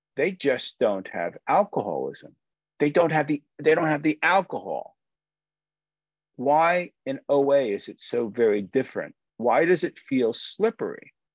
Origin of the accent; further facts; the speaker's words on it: United States; I'm an American